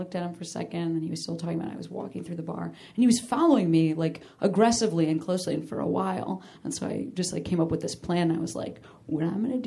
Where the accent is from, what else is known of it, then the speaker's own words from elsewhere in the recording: Chicago, Illinois, United States; also born or lived in Boston; now in Los Angeles, United States; my hometown, Chicago